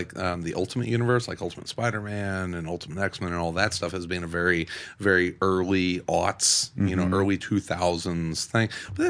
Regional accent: Southern Illinois, United States; I grew up in Southern Illinois

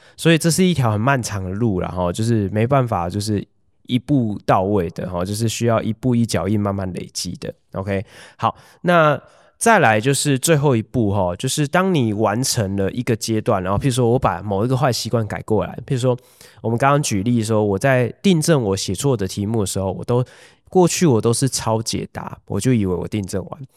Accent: Hualien County, Taiwan; 我以前小时候在花莲长大，家里面没有用除湿机的习惯

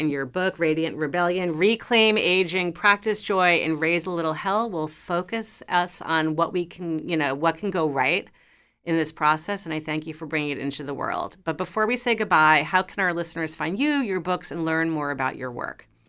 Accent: New York City, New York, United States; I grew up in New York City. I was, like, a New York teen

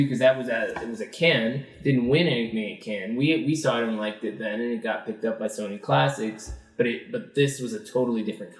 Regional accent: Seattle, Washington, United States; growing up in Seattle

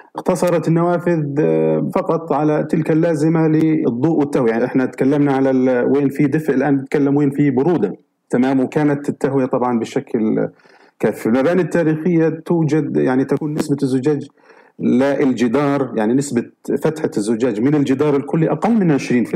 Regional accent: Gaza, Gaza Strip, Palestine; عندنا في فلسطين وفي غزة تحديدا آه، يعني حتى بيت والدي

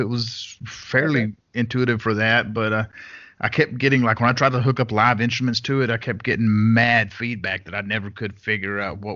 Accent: United States; accent: American; my American accent

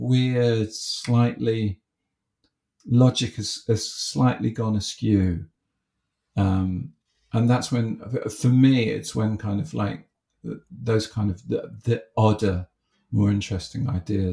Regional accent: Haywards Heath, South East England, United Kingdom; moved away; I grew up in Hayward Heath

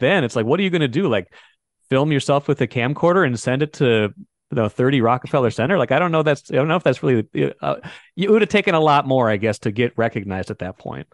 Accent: Grand Forks, North Dakota, United States; moved away; I'm growing up in Grand Forks

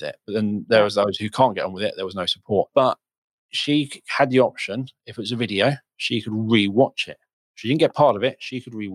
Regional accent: United Kingdom; I'm British

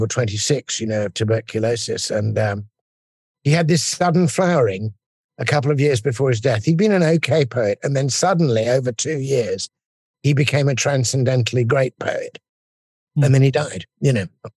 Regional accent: England, United Kingdom; as an Englishman listening to this in, you know, our rainy streets

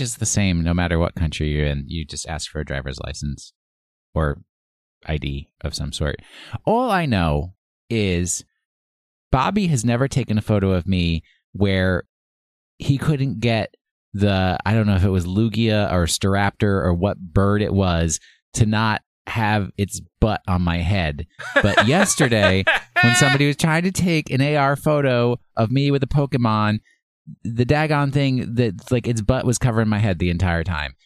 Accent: United States; I'm, I'm an American. I, I sp-, say it the American way

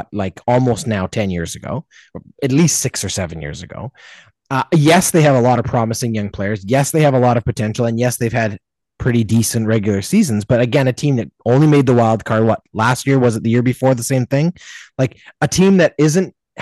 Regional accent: Canada; a Canadian sports fan

